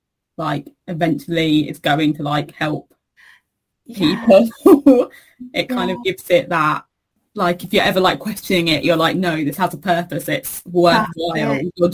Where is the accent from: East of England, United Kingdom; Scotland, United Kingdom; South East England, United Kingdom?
East of England, United Kingdom; Cambridge; moved away as an adult; also born or lived in London; now in Sheffield, United Kingdom; I was born in London, then I grew up in Cambridge, and then I came up to Sheffield for uni and never went back down south.